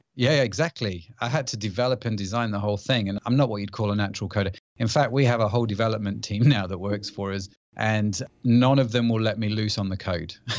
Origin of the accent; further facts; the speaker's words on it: United Kingdom; accent: British; I live in the U K, as you can probably tell by my accent